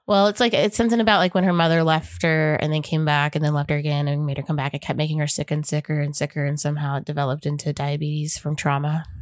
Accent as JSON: {"language": "English", "region": "Oklahoma", "country": "United States", "tie": "born or raised there", "said": "growing up in Oklahoma"}